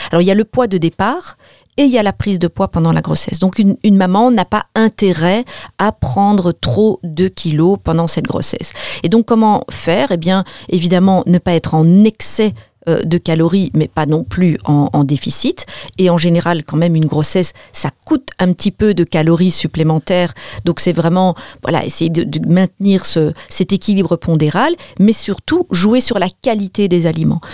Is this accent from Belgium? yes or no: yes; Belgium; je suis belge